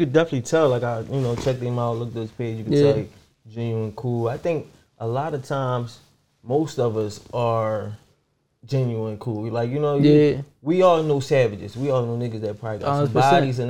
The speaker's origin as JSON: {"language": "English", "town": "Philadelphia", "region": "Pennsylvania", "country": "United States", "said": "I'm from Philly."}